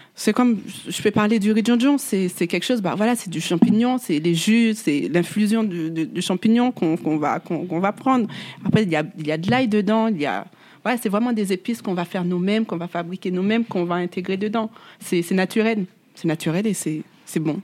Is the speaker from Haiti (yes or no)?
yes; Haiti; j'ai grandi en Haïti